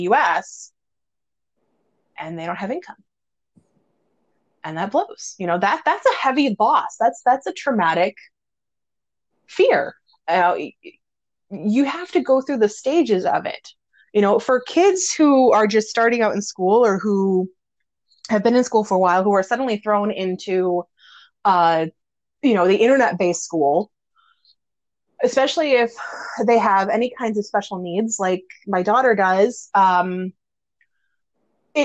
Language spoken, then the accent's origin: English; Midwest, United States; I'm from the Midwest